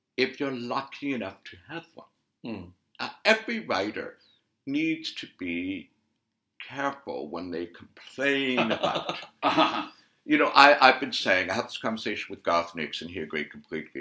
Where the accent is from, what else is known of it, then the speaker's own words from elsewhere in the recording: Canada; I'm Canadian